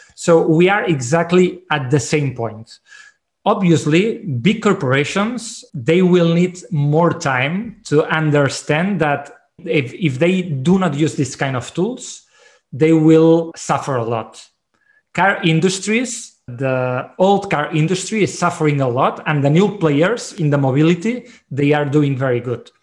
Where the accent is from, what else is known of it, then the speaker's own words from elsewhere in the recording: Barcelona, Catalonia, Spain; I'm from Barcelona.